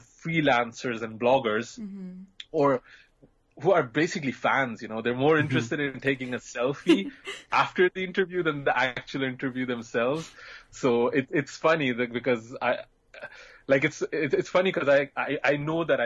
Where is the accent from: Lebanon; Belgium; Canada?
Belgium; moved away; I grew up in Belgium and I was in a small kind of town